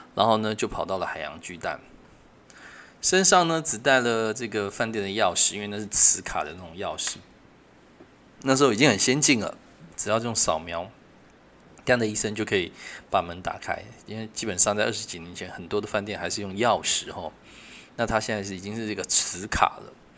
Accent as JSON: {"language": "Chinese", "country": "Taiwan", "said": "因为她也不确定我是台湾人还是日本人"}